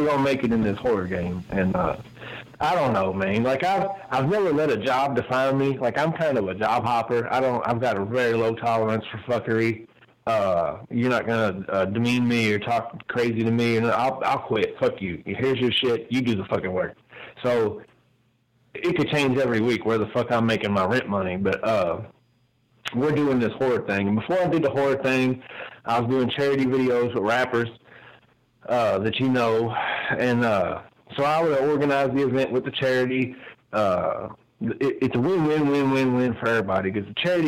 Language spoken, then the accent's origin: English; Louisville, Kentucky, United States; my hometown, Louisville